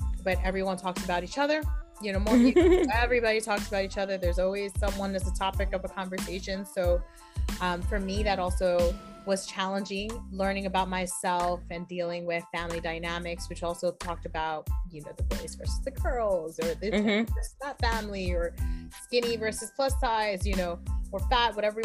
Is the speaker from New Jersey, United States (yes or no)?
no; New York City, New York, United States; moved away as an adult; also born or lived in Inwood, New York City / Harlem, New York City; now in Westchester, United States; I was born and raised in Washington Heights, uptown